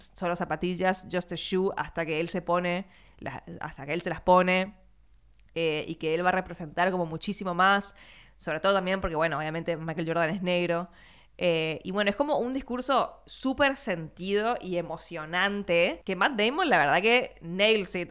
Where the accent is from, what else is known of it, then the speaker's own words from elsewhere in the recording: Argentina; nuestra vivencia como argentino latinoamericano